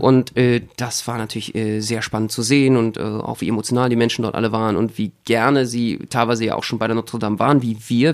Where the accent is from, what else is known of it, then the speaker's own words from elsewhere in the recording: Berlin, Germany; als Berliner